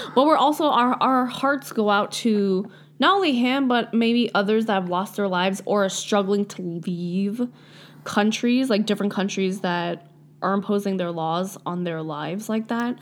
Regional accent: Canada; we live here. Like, we're Canadian

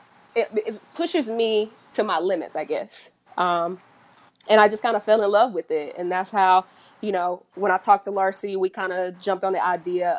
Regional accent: Kinston, North Carolina, United States; moved away; I'm originally from Kinston, North Carolina, small little town

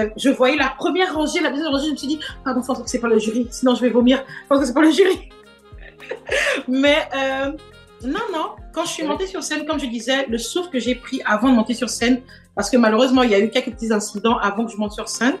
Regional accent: Port-Gentil, Ogooué-Maritime, Gabon; moved away as an adult; also born or lived in Gamba, Gabon / Montreal, Canada / Quebec City, Canada; now in Canada; je suis née à Port-Gentil, mais j'ai vécu dans, dans une autre petite ville, pas très loin, qui s'appelle Gamba. Et euh, c'est là où j'ai fait toute, mon primaire. Et quand je suis allée au lycée, c'est là où je suis allée vivre à Port-Gentil

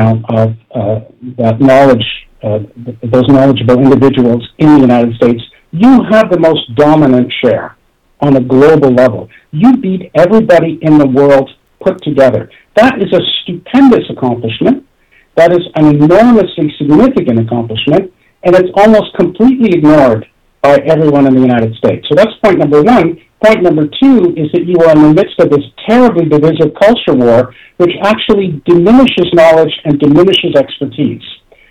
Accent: Toronto, Ontario, Canada; I grew up in Toronto

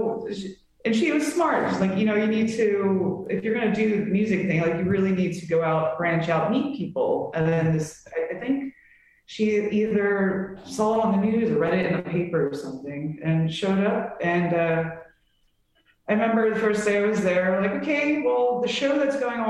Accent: Delaware County, near Philadelphia, Pennsylvania, United States; moved away as an adult; now in Los Angeles, United States; I'm technically from Delco.

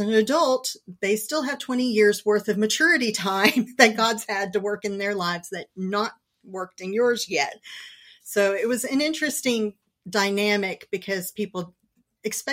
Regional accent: California, United States; now in Houston, United States; I was born and raised in California

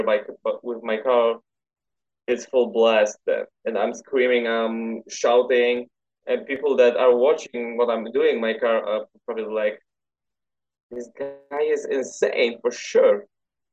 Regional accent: Poland; I'm from Poland.

